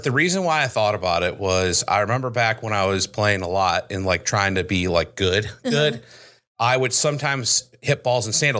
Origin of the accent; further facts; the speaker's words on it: United States; I'm an American through and through.